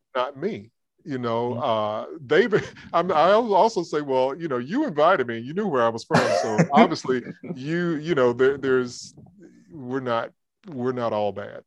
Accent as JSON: {"language": "English", "region": "Georgia", "country": "United States", "tie": "born or raised there", "moved": "as an adult", "lives_now": "Alabama, United States", "said": "I grew up in Georgia"}